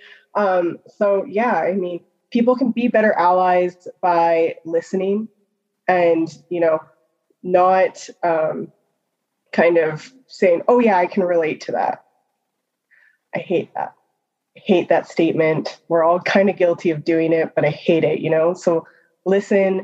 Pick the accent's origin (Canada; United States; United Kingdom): Canada; Calgary, Alberta; now in Edmonton, Canada; I live in Edmonton. I'm originally from Calgary.